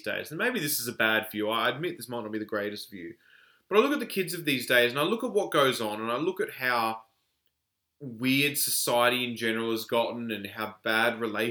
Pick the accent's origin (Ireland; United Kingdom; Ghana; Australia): Australia; a man born and raised in Australia